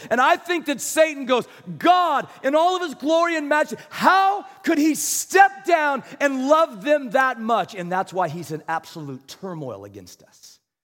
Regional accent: Kansas, United States; I was from Kansas

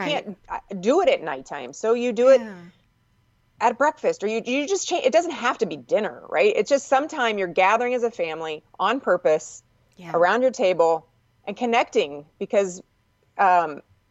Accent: Indiana, United States; moved away; I grew up with fireflies in Indiana

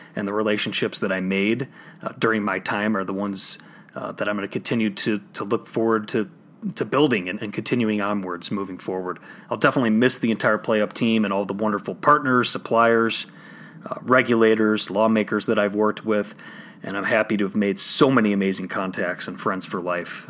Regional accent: Illinois, United States; my home state of Illinois

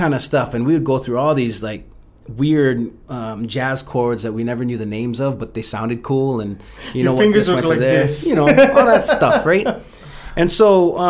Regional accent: Mililani, Hawaii, United States; Born and raised Oahu. I grew up in Mililani.

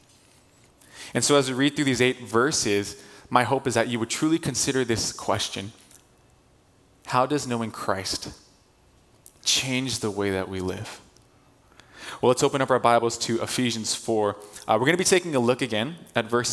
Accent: Torrance, California, United States; we're from SoCal, from the South Bay, we've lived in the Torrance area for our whole lives

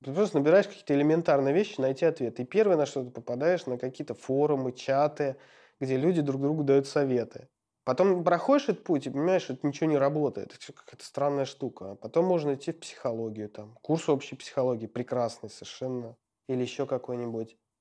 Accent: Ulyanovsk, Ulyanovsk Oblast, Russia; родился в Ульяновске и прожил там до школы в поселке Дачном

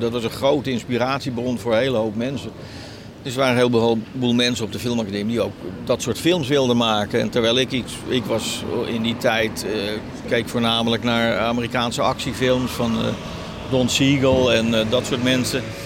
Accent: Haarlem, North Holland, Netherlands; also born or lived in Heemstede; eigenlijk is Heemstede Haarlem, ja, dat is eigenlijk mijn geboorteplek. Of mijn, waar ik opgegroeid ben

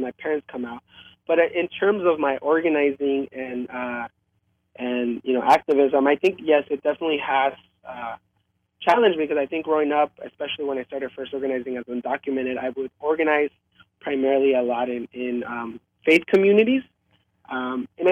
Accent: United States; also born or lived in Mexico; Growing up in America, and growing up, as being queer

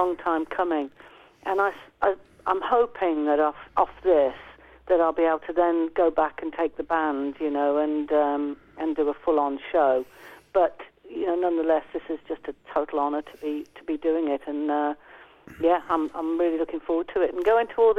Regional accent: Midlands, United Kingdom; we grew up in the Midlands together.

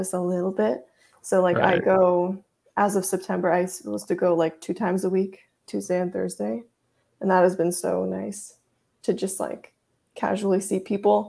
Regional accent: United States; first language Russian; also born or lived in Russia; when I was about 3 years old, my mom and I moved to the United States.

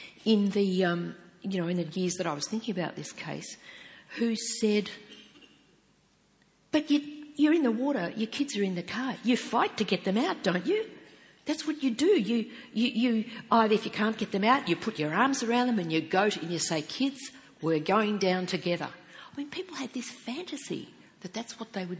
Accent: Geelong, Victoria, Australia; I was born and raised in Geelong

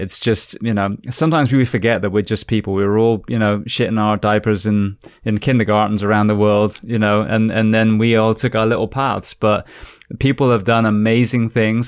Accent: United Kingdom; moved away as an adult; now in United States; being British, but I've been in America, I think, twenty years now

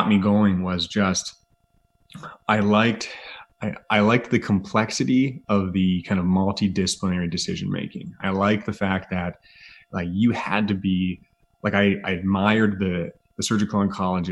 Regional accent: Grimsby, Ontario, Canada; also born or lived in Halifax, Canada / London, United Kingdom; I grew up in Southern Ontario on the south side of the lake in a town called Grimsby

